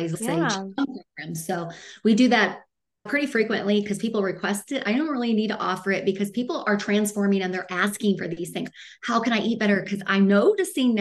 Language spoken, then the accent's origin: English; Midwest, United States; now in Arizona, United States; I'm from the Midwest, even though I live in Arizona. So everything was meat and potatoes growing up.